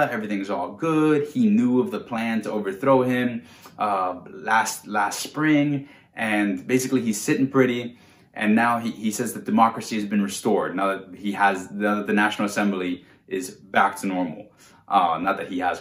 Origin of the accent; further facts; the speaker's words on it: United States; my rights as an American